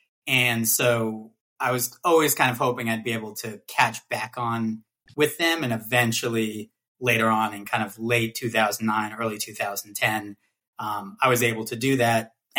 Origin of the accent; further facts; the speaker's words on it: New York City, New York, United States; also born or lived in California; growing up in Brooklyn around a ton of different people and ton of different classes and races and socioeconomic statuses